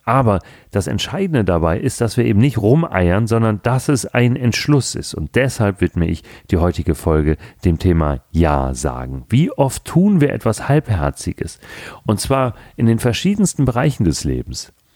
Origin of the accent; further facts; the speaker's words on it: Hamburg, Germany; Gerade im Norden, wo ich herkomme, ich bin ja nun gebürtiger Hamburger